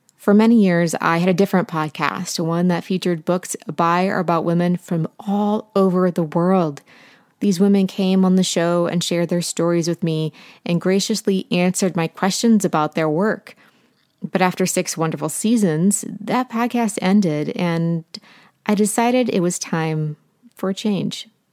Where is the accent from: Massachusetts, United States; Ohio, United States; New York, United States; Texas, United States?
Ohio, United States; Portsmouth; moved away; also born or lived in South Carolina Low Country; There is no home like the one that I grew up